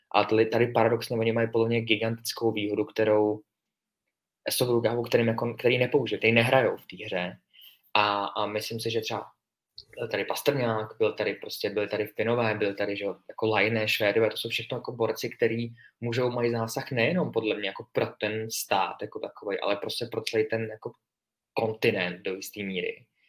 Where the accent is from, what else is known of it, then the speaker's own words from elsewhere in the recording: Czechia; jsme z České republiky